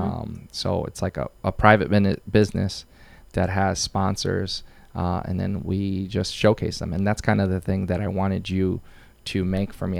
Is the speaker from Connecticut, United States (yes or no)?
yes; Waterbury, Connecticut, United States; also born or lived in Bristol, Connecticut; Waterbury, I'm born and raised there. Um, that's my, that's my hometown